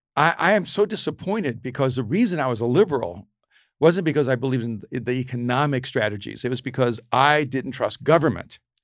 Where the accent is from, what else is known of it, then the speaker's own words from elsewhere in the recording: El Salvador; I'm from El Salvador